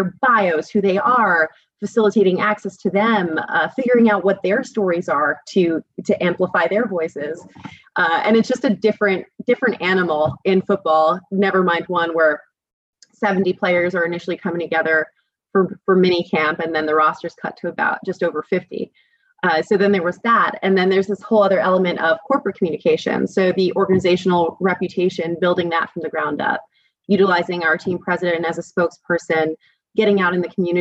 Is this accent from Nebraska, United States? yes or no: no; New Jersey, United States; moved away as an adult; now in California, United States; growing up in Jersey